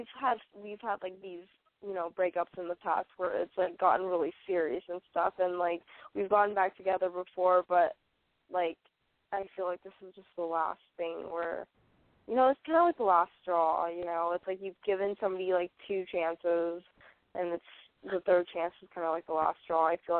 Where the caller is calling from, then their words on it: San Francisco, California, United States; Oh, I'm …. I'm 21 and from San Francisco.